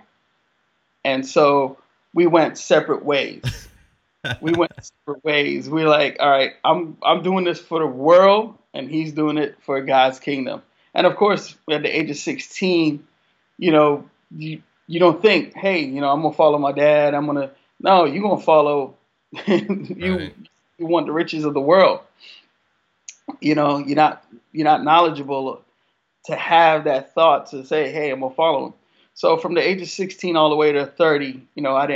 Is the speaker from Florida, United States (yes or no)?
yes; South Florida, United States; I grew up in South Florida